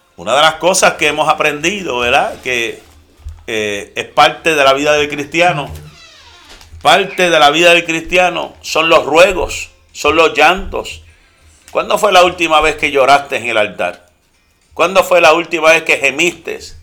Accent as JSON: {"language": "Spanish", "country": "Puerto Rico", "moved": "yes"}